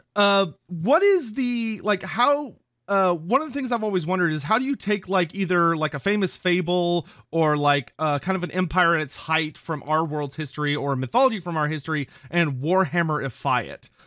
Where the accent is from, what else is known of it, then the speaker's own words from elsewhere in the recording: Texas, United States; I'm from Texas.